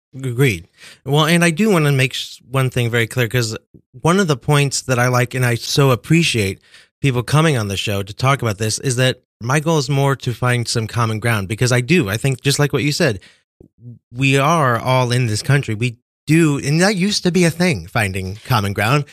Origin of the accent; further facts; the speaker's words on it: Kansas, United States; moved away; I grew up in Kansas